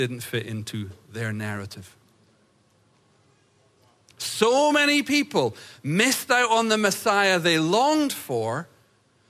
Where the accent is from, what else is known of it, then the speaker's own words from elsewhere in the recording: United States; as an American